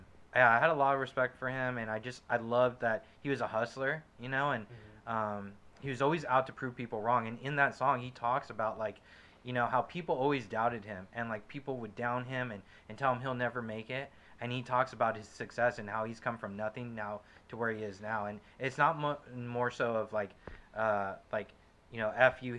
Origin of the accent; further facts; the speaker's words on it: West Coast, United States; I'm from the West Coast